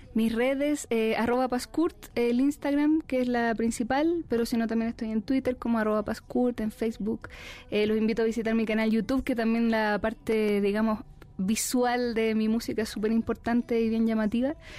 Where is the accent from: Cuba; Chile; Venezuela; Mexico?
Chile; mi tierra, de Chile